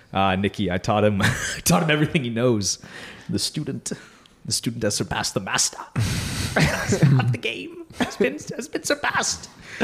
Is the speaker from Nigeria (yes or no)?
no; Canada; I'm Canadian.